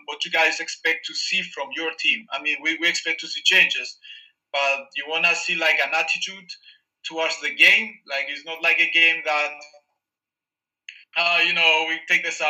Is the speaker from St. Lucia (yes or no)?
no; Cyprus; in Cyprus we love soccer